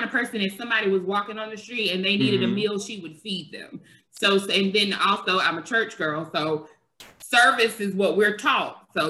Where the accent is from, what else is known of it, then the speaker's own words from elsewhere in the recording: Rockingham, North Carolina, United States; moved away as an adult; now in Washington, D.C., United States; I'm from Rockingham, North Carolina. It's a little small town, not far from Fayetteville, North Carolina. I'm born and raised.